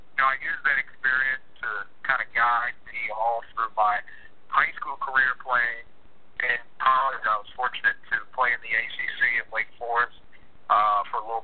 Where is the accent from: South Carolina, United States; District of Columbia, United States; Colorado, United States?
District of Columbia, United States; Washington; I grew up in the Washington, D.C. area.